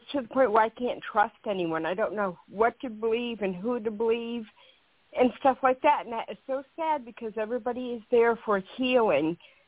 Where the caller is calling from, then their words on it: Kansas, United States; I'm from Kansas.